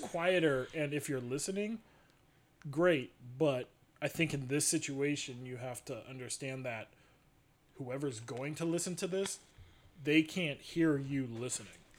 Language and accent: English; Columbus, Ohio, United States; where we grew up in Clintonville, Studio 35, which is still there, had some of the best movies growing up